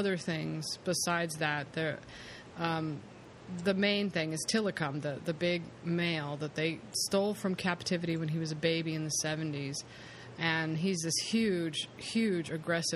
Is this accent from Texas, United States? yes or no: no; California, United States; being a Californian